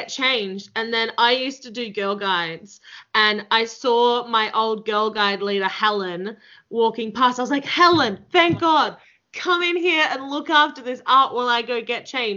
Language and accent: English; Melbourne, Victoria, Australia; moved away; I'm originally from Melbourne